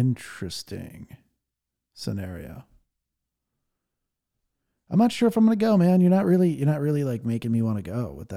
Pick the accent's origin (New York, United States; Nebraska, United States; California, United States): California, United States; Los Angeles; my hometown here, LA.